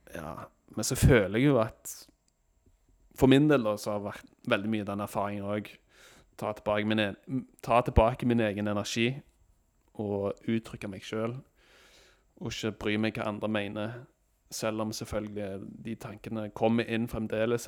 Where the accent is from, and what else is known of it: Norway